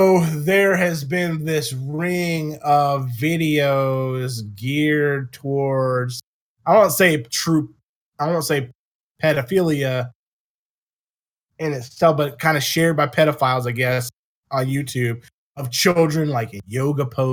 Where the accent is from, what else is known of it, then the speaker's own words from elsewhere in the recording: Virginia, United States; moved away; my home state of Virginia